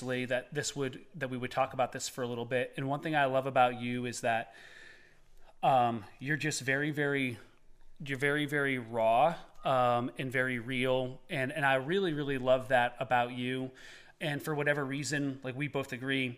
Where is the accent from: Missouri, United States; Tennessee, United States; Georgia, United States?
Tennessee, United States; Eastern; we're from Eastern Tennessee